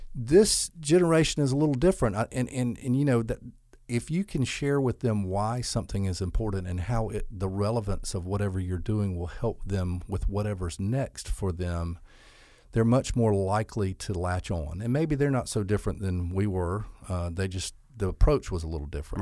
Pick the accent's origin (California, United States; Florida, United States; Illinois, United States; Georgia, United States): Georgia, United States; Albany; I'm from Albany. I grew up here, um, graduated from Westover High School